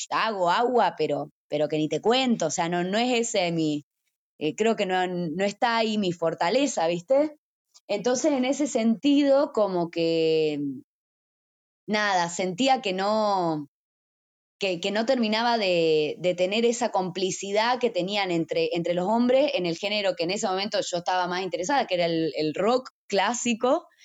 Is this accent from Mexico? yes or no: no; Salta, Argentina; No, soy de, de Salta Capital, que es, que es una, una ciudad, una, una pequeña